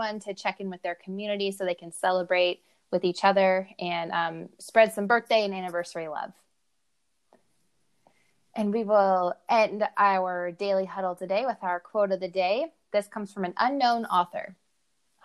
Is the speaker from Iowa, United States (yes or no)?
yes; Iowa, United States